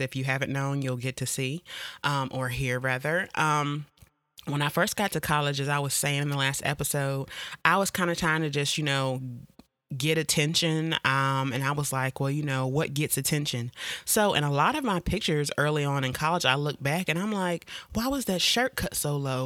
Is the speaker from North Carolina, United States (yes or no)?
yes; Jacksonville, North Carolina, United States; I'm from Jacksonville, North Carolina, more specifically Camp Lejeune